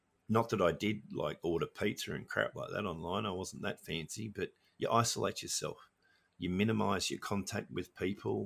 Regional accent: Australia; also born or lived in Norway / Sydney / Melbourne; I grew up in Australia

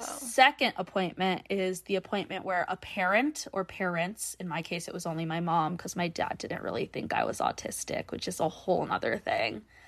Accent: North Dakota, United States; I'm North Dakota born and raised

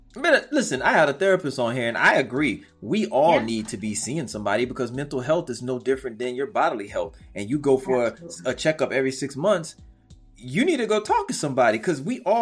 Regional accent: Brooklyn, New York, United States; You know, I'm from Brooklyn, so.

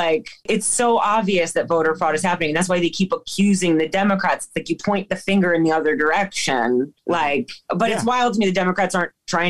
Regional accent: West Palm Beach, Florida, United States; moved away; growing up in Florida, politics has always been weird. Like, I'm from West Palm Beach

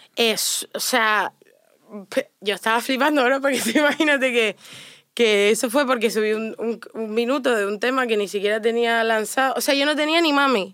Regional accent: Canary Islands, Spain; moved away

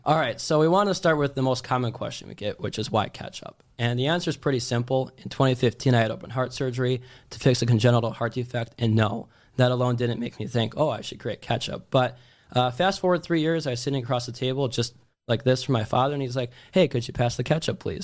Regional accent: Wisconsin, United States; moved away; also born or lived in Miami; we're both from Wisconsin

